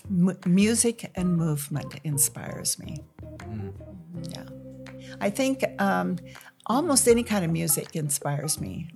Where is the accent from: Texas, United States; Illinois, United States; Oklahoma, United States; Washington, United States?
Washington, United States; Dayton; I'm from Dayton, Washington